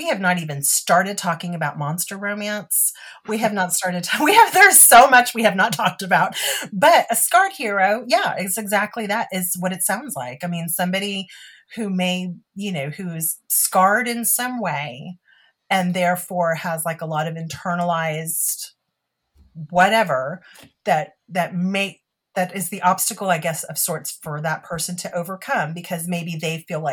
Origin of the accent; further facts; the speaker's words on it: Texas, United States; being Texan